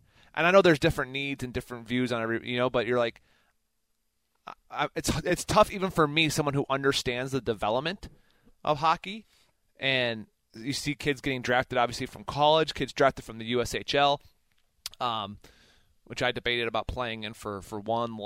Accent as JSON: {"language": "English", "region": "Minnesota", "country": "United States", "tie": "born or raised there", "said": "growing up in Minnesota"}